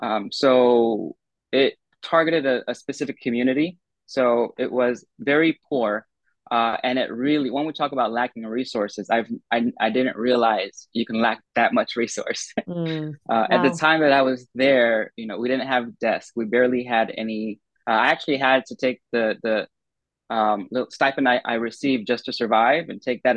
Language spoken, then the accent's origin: English; United States; as an American